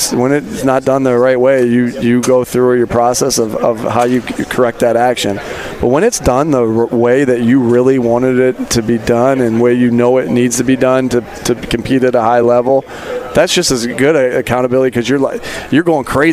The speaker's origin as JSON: {"language": "English", "region": "East Coast", "country": "United States", "tie": "born or raised there", "said": "I grew up on the East Coast"}